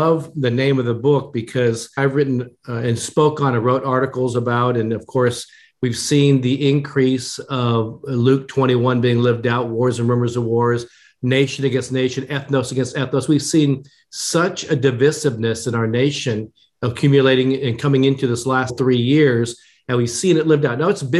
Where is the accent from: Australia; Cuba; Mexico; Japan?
Japan; born there; although I was born in Japan, my mother was Japanese, I'm an American of Asian descent.